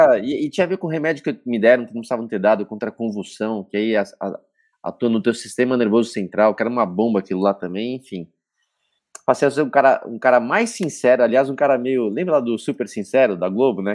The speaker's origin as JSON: {"language": "Portuguese", "region": "São Paulo", "country": "Brazil", "tie": "born or raised there", "said": "onde eu nasci aqui na Moca, na Zona Leste. E minhas origens são de lá"}